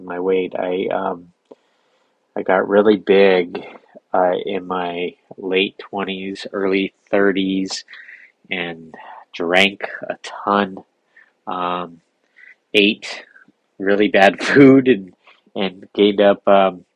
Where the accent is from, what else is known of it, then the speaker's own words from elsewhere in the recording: San Diego, California, United States; I grew up here in San Diego, grew up surfing